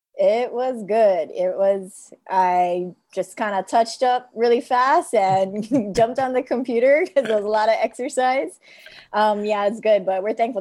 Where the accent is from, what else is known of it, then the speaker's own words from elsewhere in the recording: Mililani, Hawaii, United States; from Mililani, Mililani High School